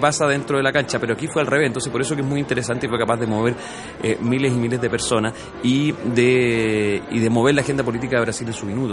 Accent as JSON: {"language": "Spanish", "country": "Chile"}